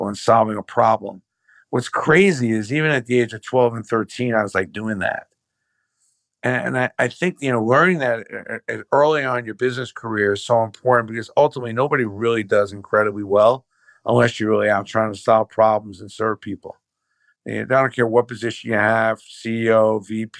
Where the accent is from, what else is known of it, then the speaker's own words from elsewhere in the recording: New York City, New York, United States; I was raised in Brooklyn